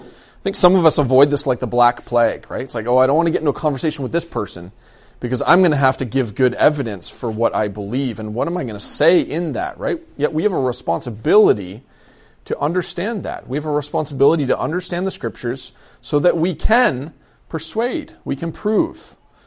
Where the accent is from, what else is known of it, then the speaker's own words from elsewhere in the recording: London, United Kingdom; I grew up in London. I grew up in a Central Baptist church in London. When I was probably around 12 or 13, we moved out to the outside of the city